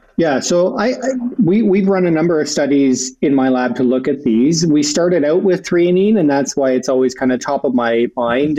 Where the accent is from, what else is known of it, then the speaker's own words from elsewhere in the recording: Sarnia, Ontario, Canada; I'm originally from Ontario, from a smaller city called Sarnia, which is right on the border with Michigan